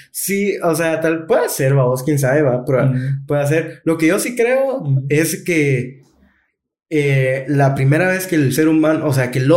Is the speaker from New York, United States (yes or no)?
no; Georgia, United States; de, donde, de donde soy yo.